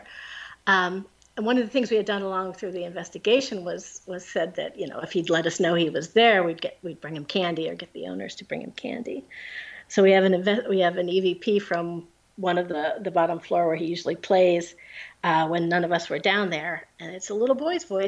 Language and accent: English; Pennsylvania, United States; now in New Jersey, United States; I'm from Pennsylvania